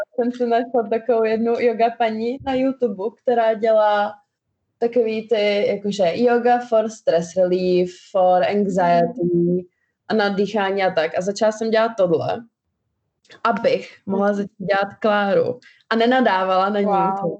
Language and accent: Czech; Czechia; first language Albanian; čeština, Protože jsem se tady narodila a chodila do školy, ale vždycky jsme si udržovali albánštinu jako mateřský jazyk